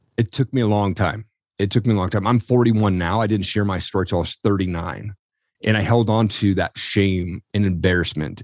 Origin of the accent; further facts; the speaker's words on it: Eastern Washington, United States; I grew up in Eastern Washington